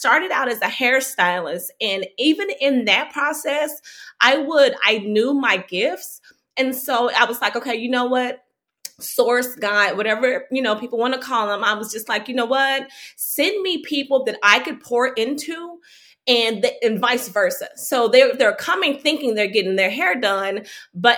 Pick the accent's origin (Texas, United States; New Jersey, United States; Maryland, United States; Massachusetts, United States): Texas, United States; Fort Worth; moved away as an adult; also born or lived in New York; I grew up in Fort Worth